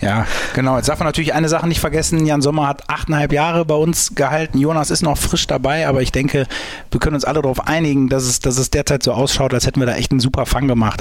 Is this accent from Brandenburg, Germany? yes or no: no; St. Tönis, North Rhine-Westphalia, Germany; ich komme gebürtig aus St. Tönis